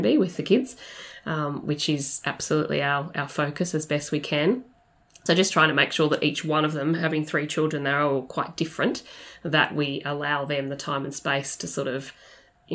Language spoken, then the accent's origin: English; Melbourne, Victoria, Australia; moved away as an adult; also born or lived in Brisbane / London; I'm from Melbourne originally